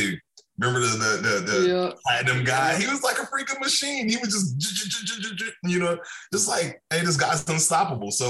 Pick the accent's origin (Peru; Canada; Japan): Japan; Okinawa; moved away; I grew up in Okinawa, Japan.